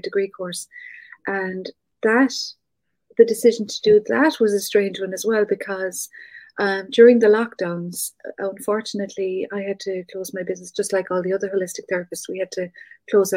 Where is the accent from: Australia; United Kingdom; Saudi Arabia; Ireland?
Ireland; North Cork, Munster; moved away; I'm from North Cork, very country, very rural.